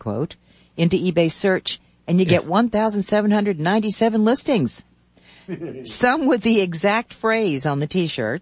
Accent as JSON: {"language": "English", "region": "the South", "country": "United States", "tie": "born or raised there", "said": "I was raised in the South."}